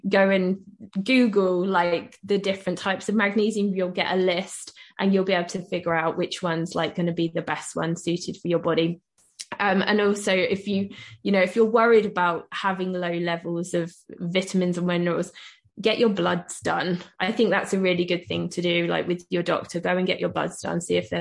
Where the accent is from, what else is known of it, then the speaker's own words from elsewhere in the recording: United Kingdom; I'm British